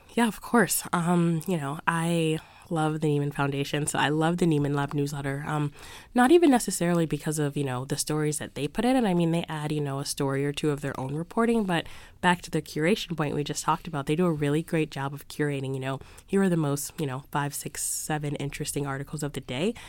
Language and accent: English; Philadelphia, Pennsylvania, United States; moved away as an adult; now in Boston, United States; I grew up in Philadelphia, so my parents would have a subscription to the Philadelphia Inquirer